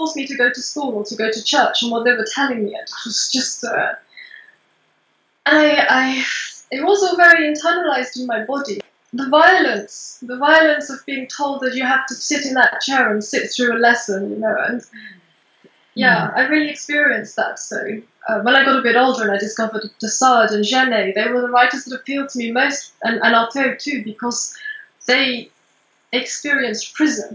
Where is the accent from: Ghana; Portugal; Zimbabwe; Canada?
Portugal; moved away; also born or lived in England; I was born in England, but I was raised in Portugal